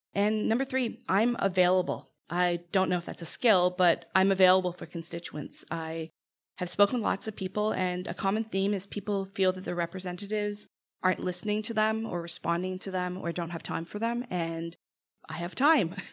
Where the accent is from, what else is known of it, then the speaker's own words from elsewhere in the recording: Toronto, Ontario, Canada; now in Hamilton, Canada; I grew up in Toronto